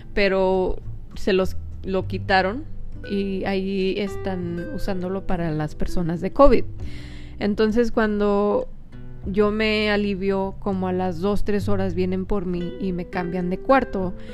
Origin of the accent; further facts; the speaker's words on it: Mexico; somos mexicanos